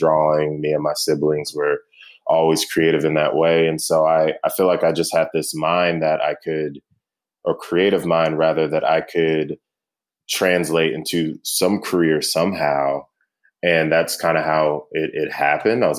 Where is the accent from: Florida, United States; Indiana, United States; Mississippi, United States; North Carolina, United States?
North Carolina, United States; High Point; also born or lived in Munich / Clarksville, Tennessee; High Point, North Carolina is, I consider it my hometown